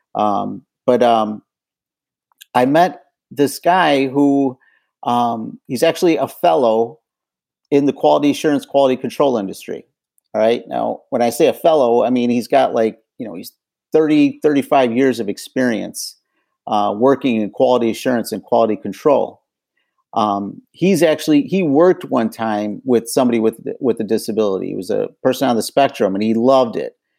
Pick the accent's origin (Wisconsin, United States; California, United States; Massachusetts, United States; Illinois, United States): Illinois, United States; Chicago; now in Detroit, United States; I'm originally from Chicago